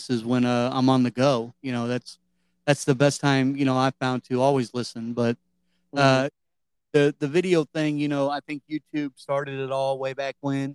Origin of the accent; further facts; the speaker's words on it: Cleveland, Ohio, United States; moved away; I'm from Cleveland, or just on the other side of Cleveland originally.